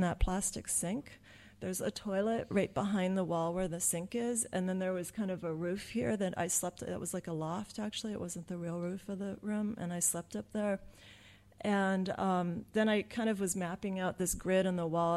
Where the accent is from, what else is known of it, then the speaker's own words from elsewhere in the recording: Southern California, United States; I'm from Southern California where it's really, really nice